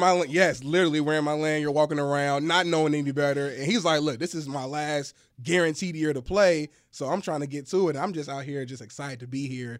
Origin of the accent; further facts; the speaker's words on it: Indianapolis, Indiana, United States; I'm from Indianapolis